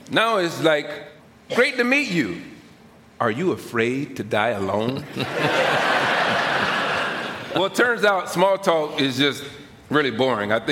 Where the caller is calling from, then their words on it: Middleborough, Massachusetts, United States; I'm from Middleborough, Massachusetts.